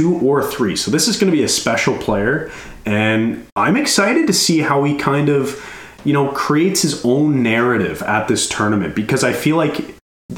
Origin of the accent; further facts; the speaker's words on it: Canada; being Canadian